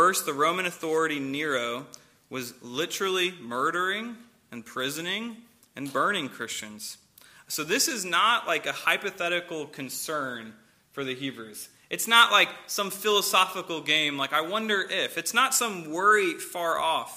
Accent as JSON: {"language": "English", "town": "St. Louis", "region": "Missouri", "country": "United States", "moved": "yes", "said": "I'm from St. Louis"}